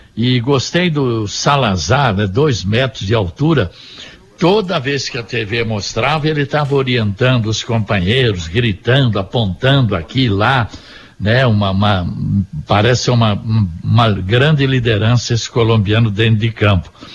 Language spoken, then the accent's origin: Portuguese; Londrina, Paraná, Brazil; eu, como londrinense